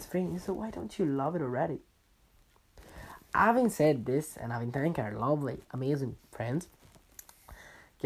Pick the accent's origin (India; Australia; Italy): Italy; moved away; When I moved from Italy, leaving all your good friends, let's say your friends that you grew up with, behind